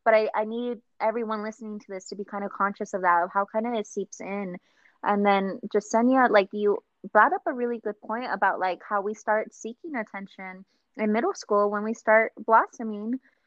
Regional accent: Nevada, United States; I was born and raised in Nevada.

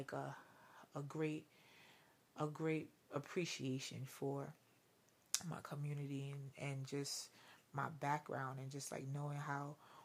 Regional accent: New York City, New York, United States; I'm straight Brooklyn all day.

